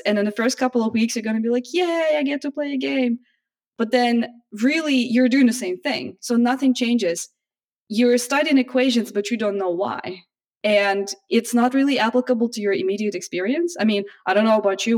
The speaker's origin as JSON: {"language": "English", "country": "Russia", "also_born_or_lived": "United States", "moved": "yes", "lives_now": "Japan", "said": "originally I'm from Russia"}